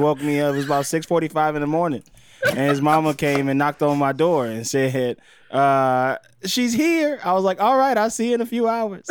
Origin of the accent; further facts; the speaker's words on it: Mississippi, United States; I'm from Mississippi